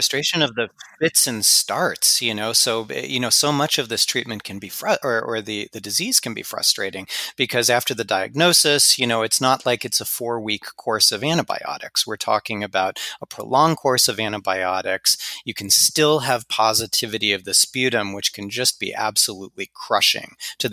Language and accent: English; Los Angeles, California, United States; My hometown.